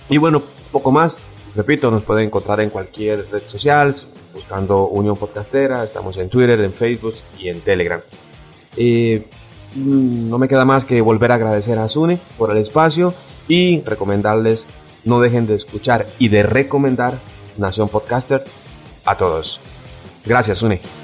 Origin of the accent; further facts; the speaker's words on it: Costa Rica; soy de Costa Rica